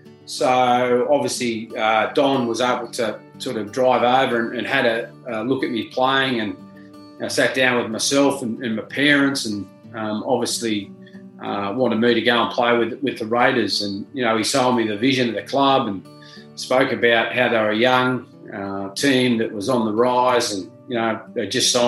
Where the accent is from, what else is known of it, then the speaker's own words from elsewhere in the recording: Junee, New South Wales, Australia; growing up in Junee. I grew up in a family of eight.